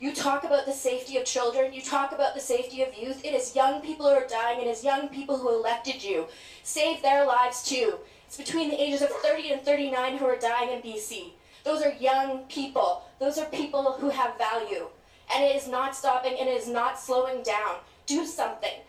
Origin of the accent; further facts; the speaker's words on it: England, United Kingdom; born there; also born or lived in Scotland / Vancouver / Edmonton / Yukon; No, I was born in England actually.